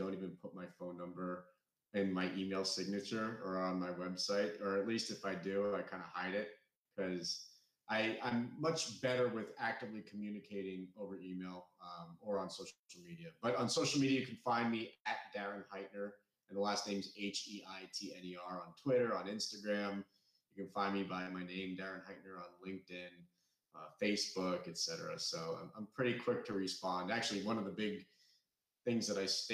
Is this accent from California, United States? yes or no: no; South Florida, United States; also born or lived in Gainesville, Florida; Born and raised in South Florida, still live in Fort Lauderdale today